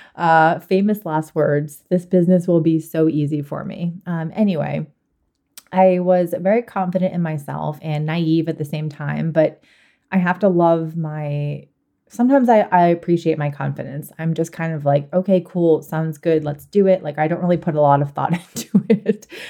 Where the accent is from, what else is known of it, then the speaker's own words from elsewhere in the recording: Boston, Massachusetts, United States; I am originally from Boston